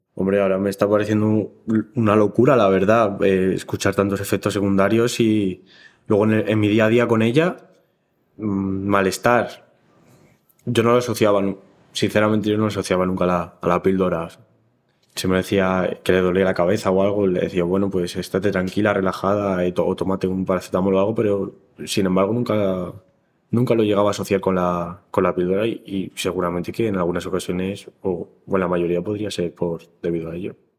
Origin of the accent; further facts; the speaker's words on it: Madrid, Community of Madrid, Spain; soy también de aquí, de Madrid